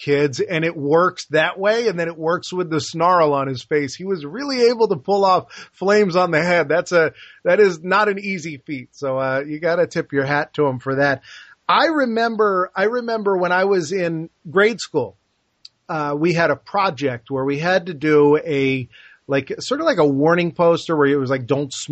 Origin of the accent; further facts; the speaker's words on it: New Jersey, United States; We're both from New Jersey